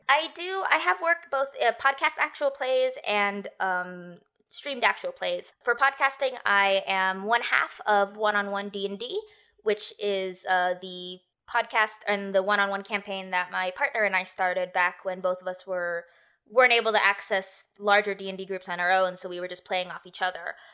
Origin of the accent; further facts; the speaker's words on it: United States; I'm Filipino by blood, but I've been, I was born in America, I've been raised American, I've never been to the Philippines